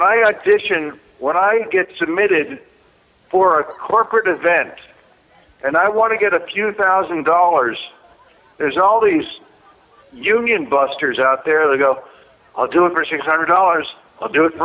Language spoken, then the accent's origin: English; New York City, New York, United States; when I was a kid, growing up in South Jamaica, Queens, in Rochdale Village